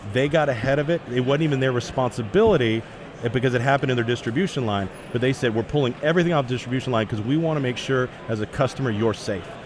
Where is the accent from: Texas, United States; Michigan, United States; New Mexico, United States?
Texas, United States; Dallas; I grew up in Dallas